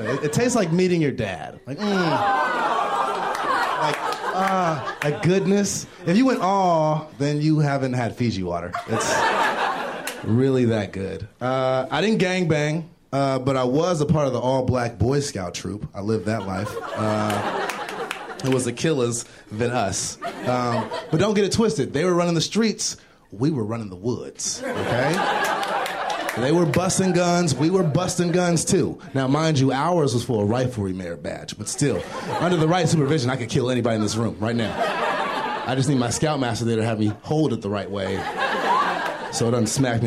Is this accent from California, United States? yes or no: yes; Los Angeles, California, United States; I'm from L.A.